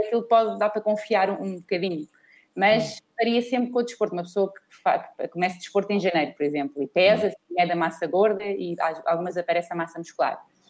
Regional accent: Portugal; somos portugueses

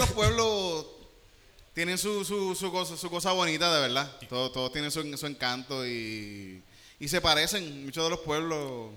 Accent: Yauco, Puerto Rico; yo que me crié en Yauco y estuve en, en, la escuela pública en Yauco

